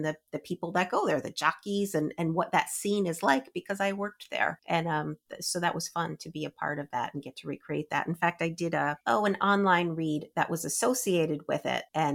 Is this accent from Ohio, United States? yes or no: no; Albany, New York, United States; I grew up in near Albany, New York